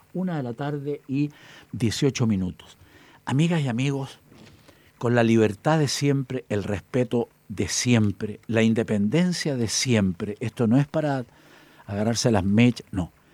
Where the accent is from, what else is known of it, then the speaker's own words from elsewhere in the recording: Chillán, Ñuble, Chile; De Talca, de Talca, Chillán, mi tierra, hacia